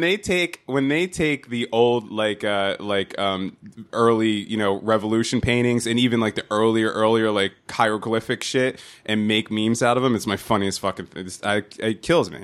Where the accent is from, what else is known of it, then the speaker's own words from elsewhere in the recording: New Jersey, United States; accent: nasally Jersey; my stupid nasally Jersey accent